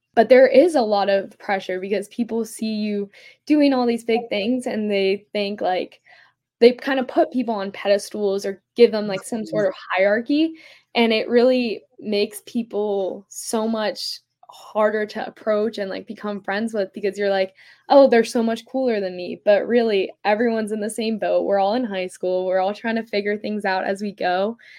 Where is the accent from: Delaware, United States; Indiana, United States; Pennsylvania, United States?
Pennsylvania, United States; Philadelphia; I'm from Philadelphia, Pennsylvania.